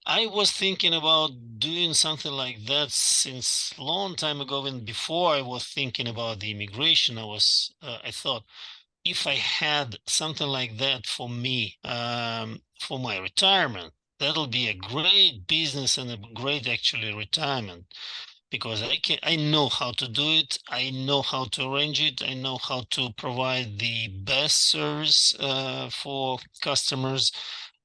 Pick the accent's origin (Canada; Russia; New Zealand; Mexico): Russia; moved away as an adult; now in Dallas, United States; in Russia